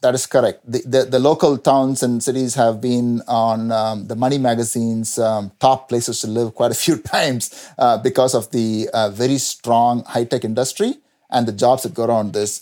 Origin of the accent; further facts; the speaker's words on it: India; moved away as an adult; also born or lived in New Jersey, United States; now in North Carolina, United States; I grew up in India, where I got my first degree, B Tech, uh, from Anna University in Chennai.